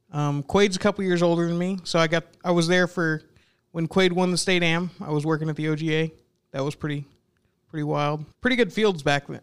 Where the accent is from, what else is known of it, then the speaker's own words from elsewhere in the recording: Newcastle, Oklahoma, United States; I grew up in Newcastle, you know, just south of Early Wine